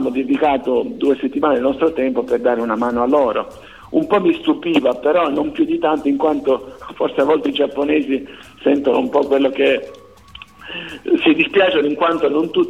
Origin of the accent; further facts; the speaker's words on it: Sicily, Italy; beh la curiosità forse pensare che vengo dalla Sicilia perché la Sicilia